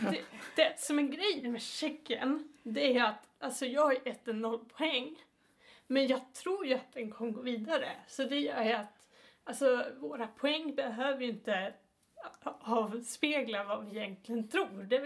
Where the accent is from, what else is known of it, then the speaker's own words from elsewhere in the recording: Sweden; vi är tre svenskar